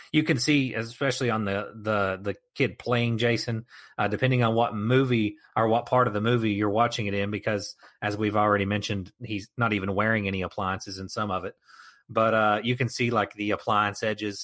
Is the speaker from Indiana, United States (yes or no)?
no; Arkansas, United States; I'm from Arkansas